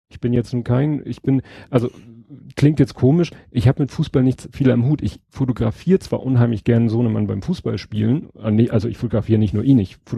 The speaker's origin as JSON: {"language": "German", "region": "Hamburg", "country": "Germany", "said": "es nervt einfach als Hamburger, wenn jetzt schon wieder die dritte, vierte, fünfte Saison in Folge diesen katastrophalen Start hinlegen."}